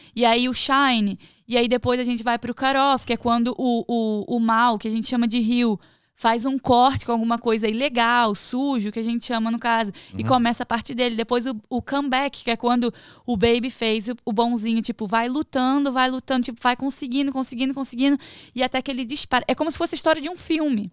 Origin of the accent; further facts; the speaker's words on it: Rio de Janeiro, Brazil; moved away as an adult; now in United States; eu sou do Rio